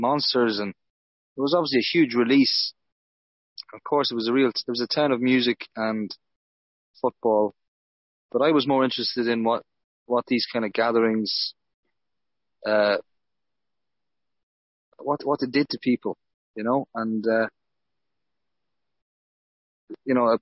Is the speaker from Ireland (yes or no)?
yes; Dundalk, Leinster, Ireland; moved away as an adult; also born or lived in Liverpool; now in Kilkenny, Ireland; Yeah, I'm from Dundalk, originally, just outside Dundalk. And that's where I started really gigging as a teenager.